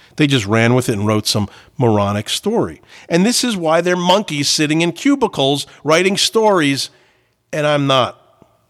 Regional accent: New Jersey, United States; I grew up in Jersey

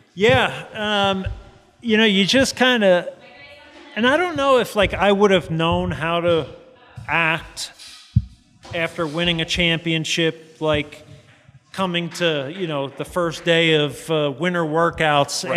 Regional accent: New Jersey, United States; moved away as an adult; growing up in Jersey

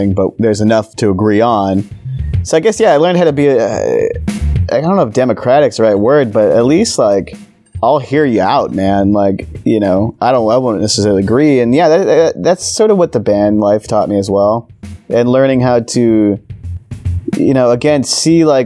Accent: Simi Valley, California, United States; I grew up in Simi Valley, California

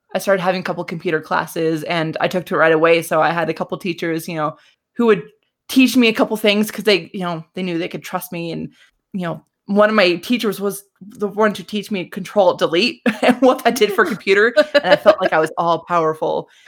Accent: Colorado, United States; I am from Colorado, over in the States

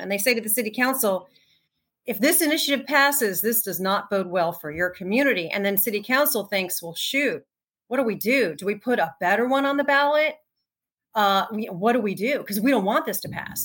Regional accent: New Jersey, United States; moved away as an adult; also born or lived in New York; now in Los Angeles, United States; I grew up in New Jersey, spent a lot of time in New York.

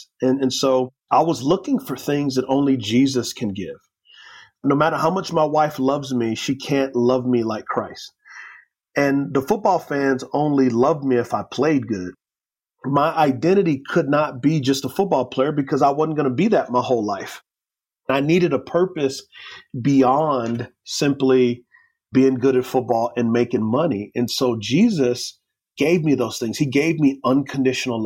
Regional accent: San Antonio, Texas, United States; grew up in San Antonio, Texas

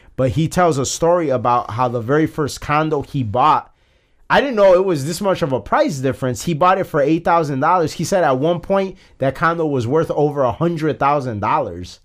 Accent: Chicago, Illinois, United States; we're from Chicago.

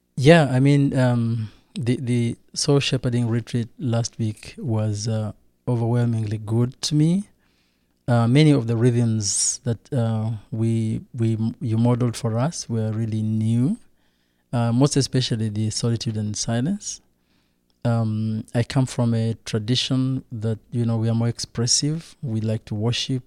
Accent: Rwanda; I come from Rwanda

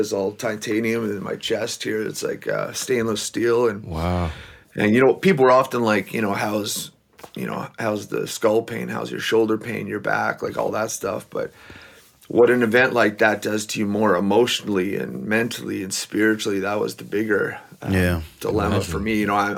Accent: Belize; also born or lived in Mexico; now in Manitoba, Canada; My dad, he's from Belize, which is south of Mexico, but they wanted us to learn English. So we went from the tropics of Belize to the tropics of Manitoba.

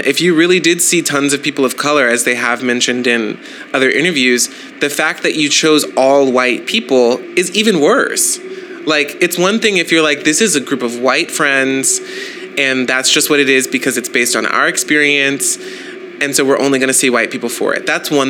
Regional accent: the South, United States; and also I'm from the South.

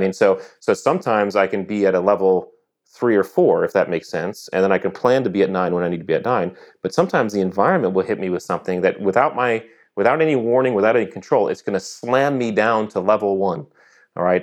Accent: Connecticut, United States; moved away as an adult; I grew up in Connecticut

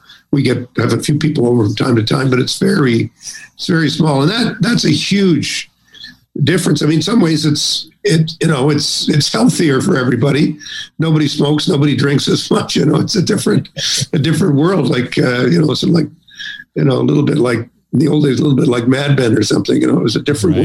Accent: Canada; And I'm a Canadian, I'm listening to this, and I say, well, you know, what about us?

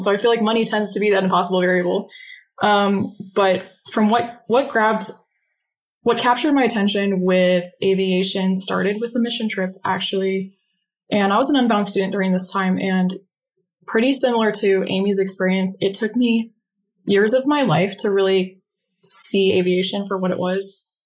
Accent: Phoenix, Arizona, United States; I'm currently in Phoenix, Arizona, um, I've never left

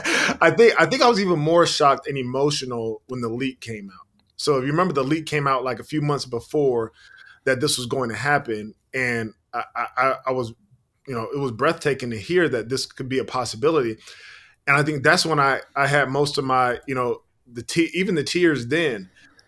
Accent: South Carolina, United States; also born or lived in Virginia; my hometown of South Carolina

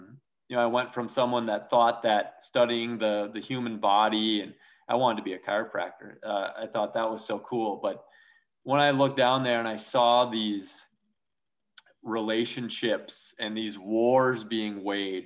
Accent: Minnesota, United States; moved away as an adult; also born or lived in South Dakota; I grew up in Minnesota, and of course, Minnesota nice is the real deal

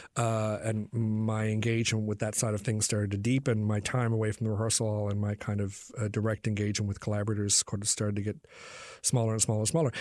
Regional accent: Newfoundland and Labrador, Canada; this place that I'd grown up in.

